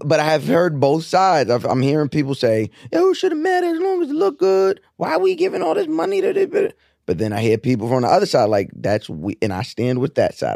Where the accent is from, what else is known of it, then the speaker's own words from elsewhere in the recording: New York, United States; growing up in New York